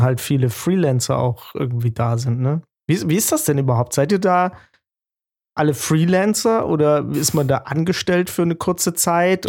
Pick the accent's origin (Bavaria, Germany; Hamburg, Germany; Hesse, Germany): Hesse, Germany; Giessen; ich bin aus Gießen